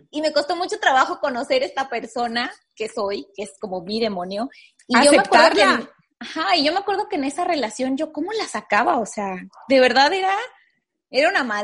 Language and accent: Spanish; Mexico; y más como mexicanos vivimos en una sociedad súper apapachadora